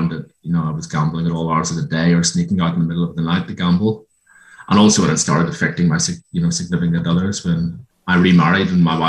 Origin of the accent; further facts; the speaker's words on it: Ireland; moved away as an adult; now in Australia; I grew up in Ireland. Came out here in 1999, married a local girl